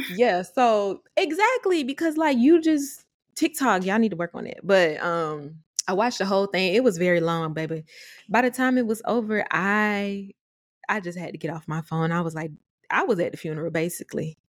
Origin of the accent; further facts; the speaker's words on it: Atlanta, Georgia, United States; my roots are Atlanta, Georgia, all the way, but we did move to the burbs